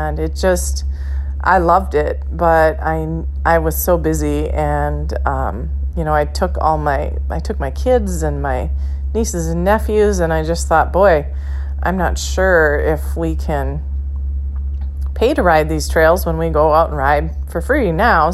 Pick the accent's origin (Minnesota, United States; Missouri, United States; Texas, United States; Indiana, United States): Minnesota, United States; Motley; I'm from Motley, Minnesota, which is in north central Minnesota